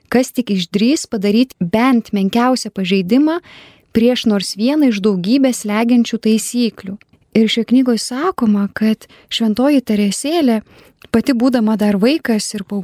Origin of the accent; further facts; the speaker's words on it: Lithuania; Mes kaip lietuviai